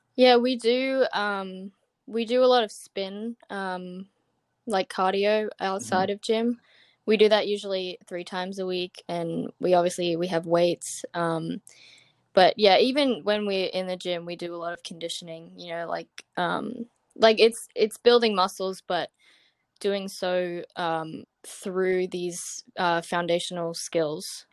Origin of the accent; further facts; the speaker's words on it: Brisbane, Queensland, Australia; moved away as an adult; now in California, United States; I'm from Brisbane, um, in Queensland, Australia